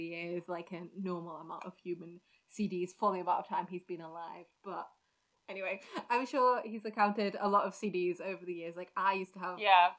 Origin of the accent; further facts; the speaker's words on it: United Kingdom; We are British.